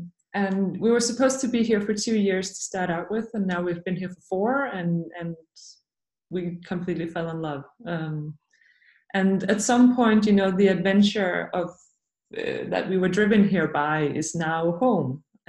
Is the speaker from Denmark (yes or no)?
yes; Denmark; moved away as an adult; now in Greenland; I'm originally from Denmark, but I have been living in Greenland for the past 4 years